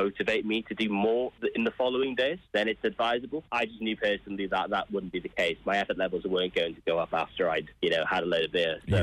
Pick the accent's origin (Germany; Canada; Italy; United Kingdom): United Kingdom; Wales; moved away; I'm from Wales, from the Welsh coast.